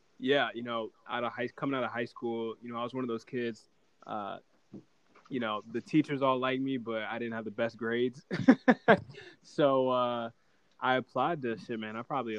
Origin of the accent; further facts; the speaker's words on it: Newport News, Virginia, United States; So, yeah, from Newport News, grew up there my whole life. Yeah, born and raised.